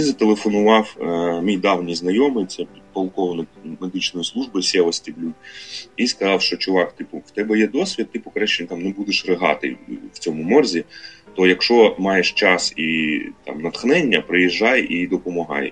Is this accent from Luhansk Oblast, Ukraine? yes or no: yes; Luhansk Oblast, Ukraine; moved away as an adult; в мене Луганська прописка